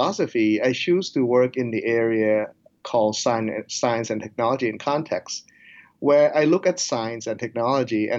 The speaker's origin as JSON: {"language": "English", "country": "Thailand", "tie": "born or raised there", "also_born_or_lived": "United States", "moved": "yes", "lives_now": "Nebraska, United States", "said": "I grew up in Thailand, so I do speak Thai and English"}